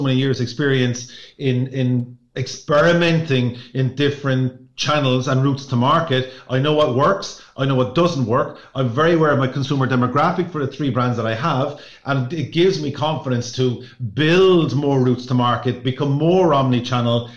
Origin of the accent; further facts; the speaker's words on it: Ireland; as Irish people